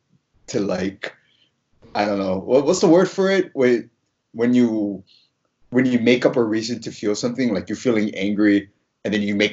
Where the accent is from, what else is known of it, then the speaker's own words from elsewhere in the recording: Hawaii, United States; moved away; I'm from Hawaii.